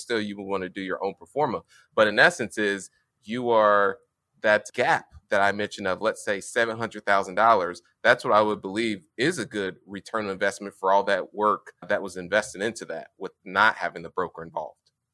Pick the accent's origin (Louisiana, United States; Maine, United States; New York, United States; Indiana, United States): Indiana, United States; Indianapolis; I grew up, born and raised in Indianapolis, Indiana